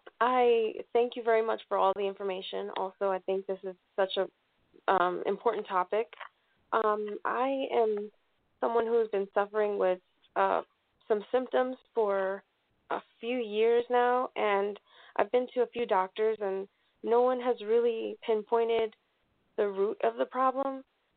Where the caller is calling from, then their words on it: Colorado, United States; I'm calling from Colorado.